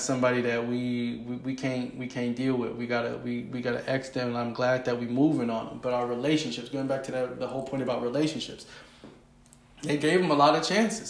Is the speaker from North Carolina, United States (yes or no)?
no; Oakland, California, United States; also born or lived in Richmond, California / San Pablo, California; Richmond and Oakland, San Pablo. That's where I'm from. Those were the places. That's where I went to school